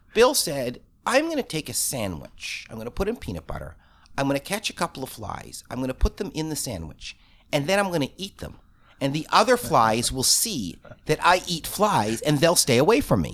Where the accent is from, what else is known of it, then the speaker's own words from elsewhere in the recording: Toronto, Ontario, Canada; I grew up in Toronto. For the first years at my camp, I was the only Torontonian